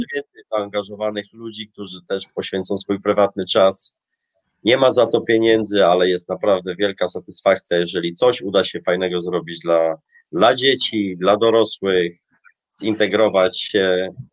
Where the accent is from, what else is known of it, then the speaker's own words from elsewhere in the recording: Polish seaside, Polish coast, Poland; moved away as an adult; now in Tromsø, Norway; pochodzę w Polsce z nadmorza